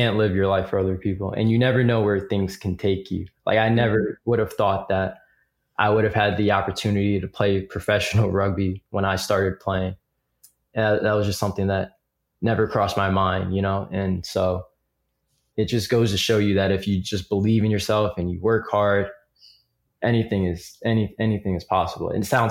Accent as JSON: {"language": "English", "town": "Piscataway", "region": "New Jersey", "country": "United States", "said": "how does he know I'm from Piscataway? But then I realized I had a bracelet on that said the Piscataway Chiefs, which is our high school."}